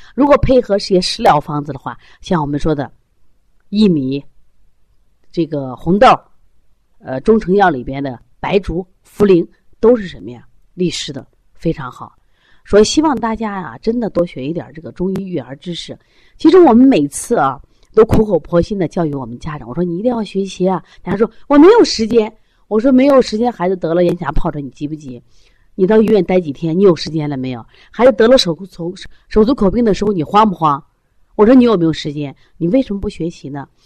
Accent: China; 我想这是我们中国人的骄傲，也是我们中国人开心的事情

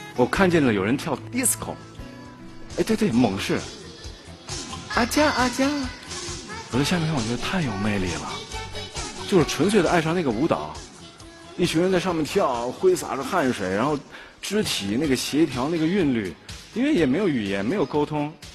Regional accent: Nanchang, Jiangxi, China; 我出生在江西南昌

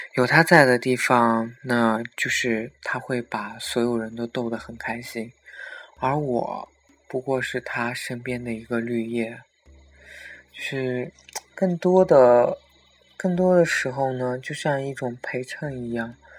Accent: Xinjiang, China; 我也是新疆人

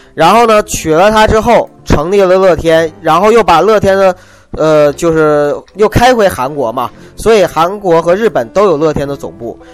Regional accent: China; 我是中国人， 我在中国生活

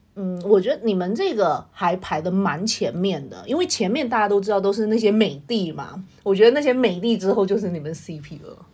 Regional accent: Tianjin, China; 我是天津人

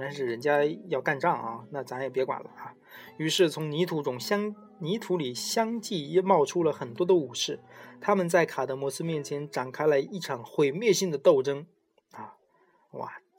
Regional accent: Taiwan; 前面听过一些故事的人应该这个知道我，我是台湾人哦，

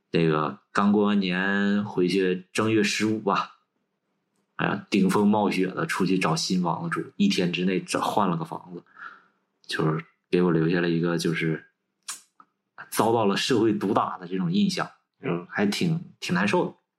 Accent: Changchun, Jilin, China; moved away as an adult; also born or lived in Dalian / Beijing; 我们长春那边儿管这个词叫插间儿

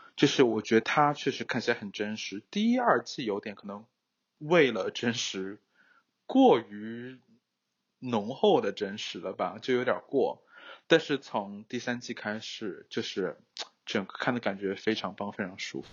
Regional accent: China; now in United States; 我还觉得我是中国人

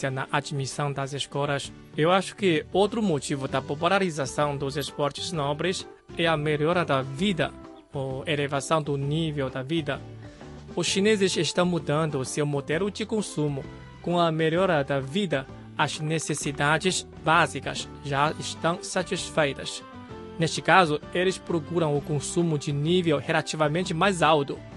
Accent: Macau; moved away as an adult; depois de me graduar da universidade e quando eu saí de Macau, ah, naquela época não tinha muitos centros de treinamento de esgrima.

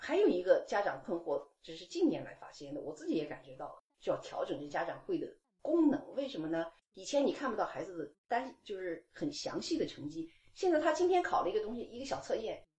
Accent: China; now in United States; 我看到网上很多不不仅仅是说我们这些从呃中国来的，

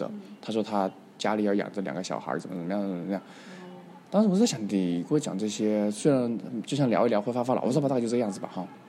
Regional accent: Mongolia; I'm a Mongolian，I'm from Mongolia

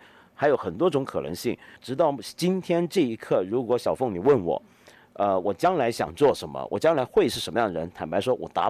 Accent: Taiwan; now in Hong Kong; 我是我在香港出生，四个月大就到了台湾去住。

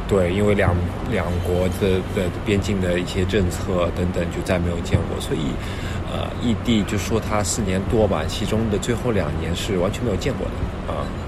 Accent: Shanghai, China; moved away as an adult; 我是从小出生在上海嘛

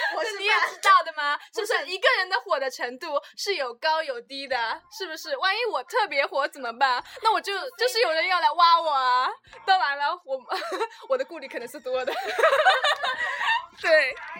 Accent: Suzhou, Jiangsu, China; 我们是苏州人

